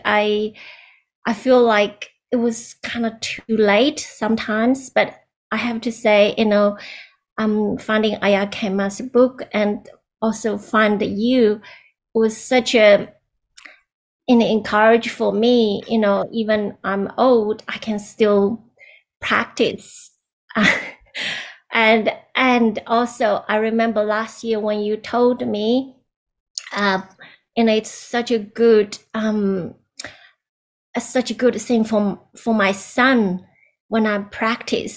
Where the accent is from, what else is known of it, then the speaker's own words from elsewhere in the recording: China; moved away; I was born in China